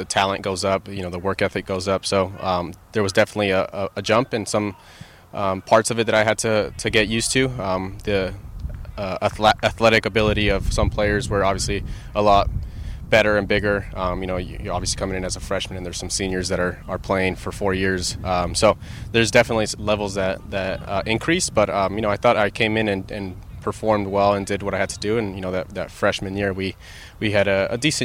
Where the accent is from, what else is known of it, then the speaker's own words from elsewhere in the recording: Los Angeles, California, United States; moved away as an adult; now in Seattle, United States; We're originally from Los Angeles